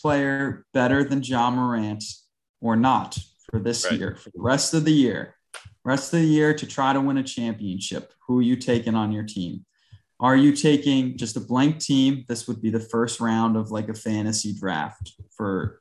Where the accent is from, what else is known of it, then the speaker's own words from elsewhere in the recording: New Jersey, United States; I'm from Jersey